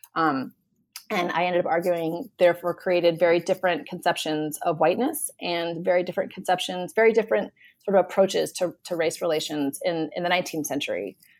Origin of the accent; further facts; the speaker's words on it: South Florida, United States; I'm from South Florida